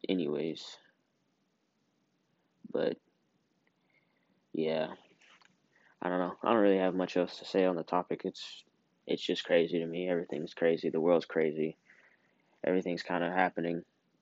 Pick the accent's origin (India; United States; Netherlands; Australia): United States